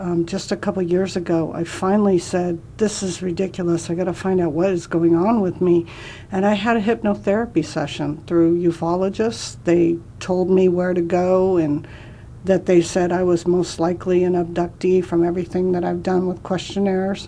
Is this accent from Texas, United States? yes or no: no; San Diego, California, United States; moved away as an adult; now in Arizona, United States; I was raised in San Diego, and I went to San Diego State University.